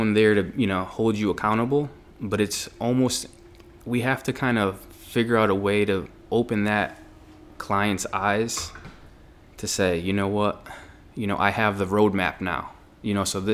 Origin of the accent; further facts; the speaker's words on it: Meriden, Connecticut, United States; I grew up in Meriden